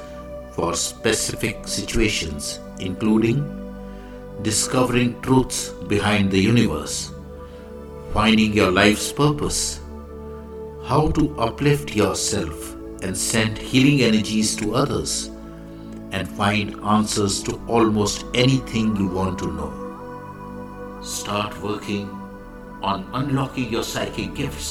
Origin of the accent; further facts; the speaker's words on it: India; I am the Indian monk.